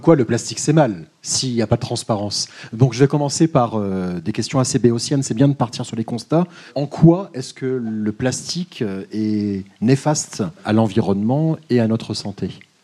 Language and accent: French; Paris, Île-de-France, France; je suis parisien